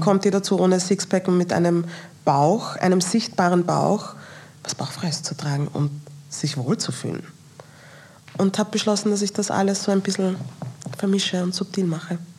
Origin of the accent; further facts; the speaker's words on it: Austria; mit meinen nigerianischen Wurzeln aufgewachsen bin in Österreich